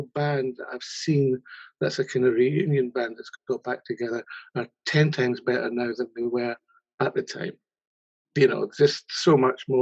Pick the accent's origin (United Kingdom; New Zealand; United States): United Kingdom; Scotland; I grew up in Scotland.